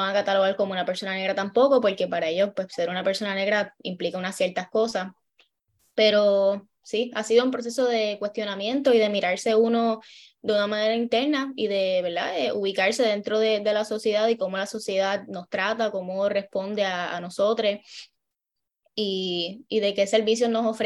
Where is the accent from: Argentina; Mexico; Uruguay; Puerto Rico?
Puerto Rico; Añasco; also born or lived in Mayagüez, Puerto Rico; Yo soy eh, nacida en Mayagüez, pero criada toda mi vida en Añasco